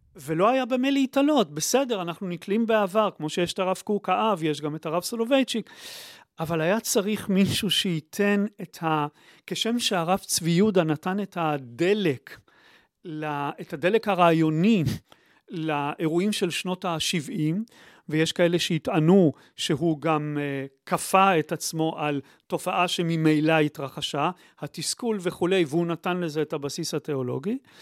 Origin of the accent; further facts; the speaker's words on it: Haifa, Haifa District, Israel; אני שגדלתי בחיפה